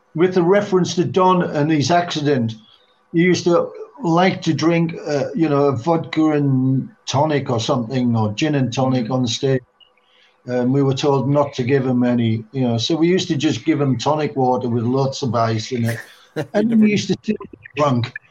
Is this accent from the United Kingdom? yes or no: yes; England, United Kingdom; also born or lived in Oxfordshire / London; we were all from the same area in England